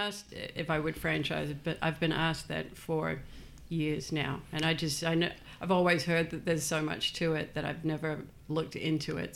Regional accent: Australia; also born or lived in New Zealand; now in United States; I was born in New Zealand and grew up in Australia.

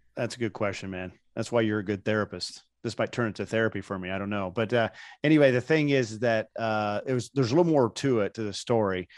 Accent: Indiana, United States; moved away as an adult; I grew up in Indiana

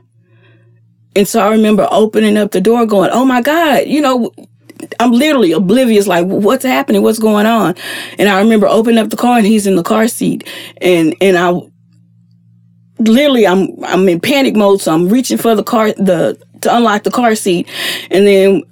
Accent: East Texas, United States; moved away; I'm from East Texas.

